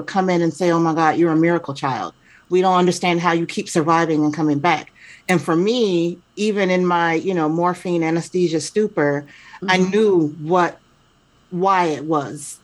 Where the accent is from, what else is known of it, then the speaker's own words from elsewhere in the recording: Chicago, Illinois, United States; also born or lived in Atlanta / New Jersey / Seattle area; now in Seattle, United States; I was born and raised in Chicago, spent time in Atlanta, spent time in New Jersey, then back to Atlanta. And then now I am in the Pacific Northwest, right outside of Seattle